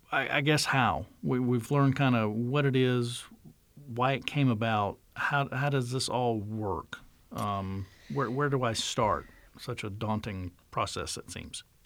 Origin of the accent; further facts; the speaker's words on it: North Carolina, United States; North Carolina, my home state